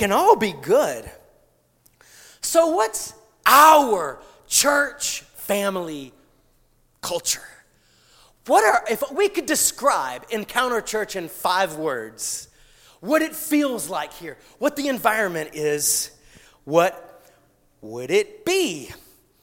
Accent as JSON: {"language": "English", "region": "South Georgia near Savannah", "country": "United States", "moved": "yes", "said": "I come from South Georgia near Savannah, okay? Very southern"}